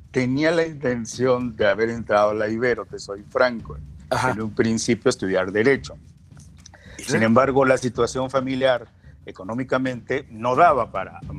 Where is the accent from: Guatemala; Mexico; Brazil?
Mexico; Gómez Palacio, Durango; es un lagunero nacido en la parte de Durango, porque tenemos siempre que acotar Durango o Coahuila